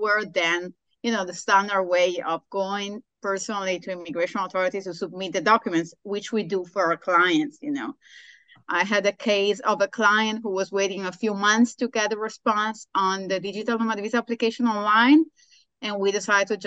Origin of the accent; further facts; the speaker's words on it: Sardinia, Italy; moved away as an adult; also born or lived in Nicoya, Costa Rica; now in Nosara, Costa Rica; Sardinia. I was born in Sardinia, which was the first recognized blue zone in Italy